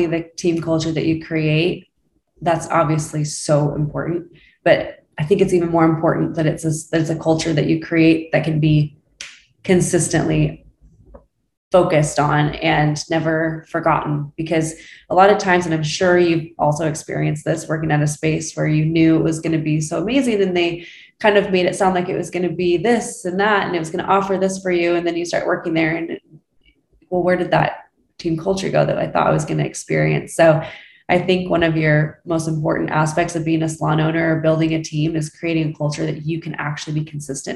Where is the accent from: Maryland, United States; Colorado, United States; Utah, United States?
Utah, United States; now in Scottsdale, United States; I'm from Utah originally